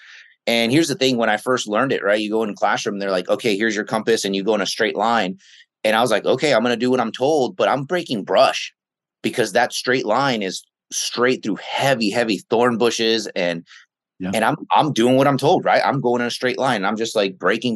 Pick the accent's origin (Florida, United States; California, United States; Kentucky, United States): California, United States; the Bay Area, San Francisco, Oakland, Sacramento; I grew up in the Bay Area, in San Francisco, Oakland, right, and then Sacramento.